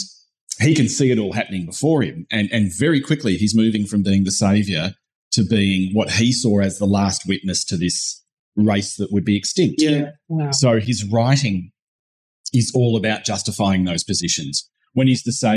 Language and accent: English; Western Victoria, Australia; I'm from Western Victoria, so I'm more the King Island side of the strait